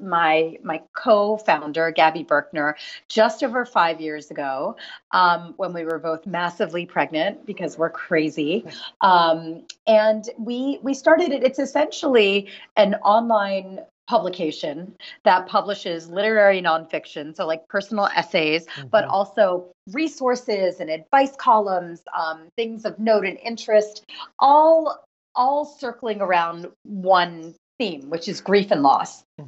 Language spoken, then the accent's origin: English; Philadelphia, Pennsylvania, United States; now in New York City, United States; Philadelphia, which is my hometown